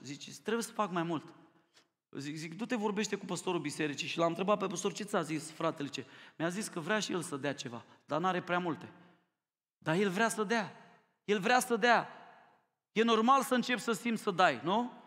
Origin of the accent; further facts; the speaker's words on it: Romania; Mie mi-e rușine ca român